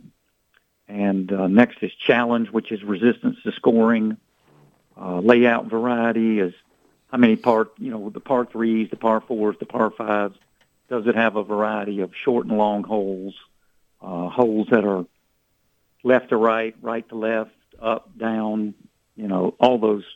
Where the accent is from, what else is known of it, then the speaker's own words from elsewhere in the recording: North Carolina, United States; Charlotte, North Carolina, my home state